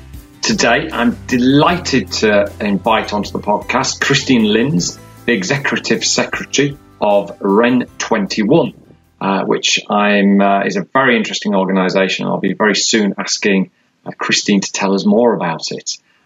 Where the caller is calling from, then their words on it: London, United Kingdom; It is good afternoon to you. I'm actually speaking from London.